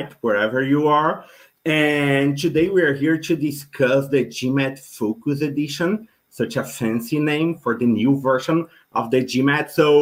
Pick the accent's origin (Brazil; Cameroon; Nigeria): Brazil; moved away as an adult; now in United States; I'm originally from Brazil